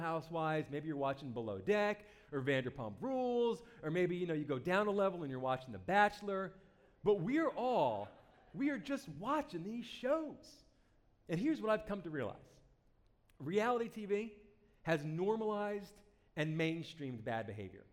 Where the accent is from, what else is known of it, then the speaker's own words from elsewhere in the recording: New Jersey, United States; I'm from New Jersey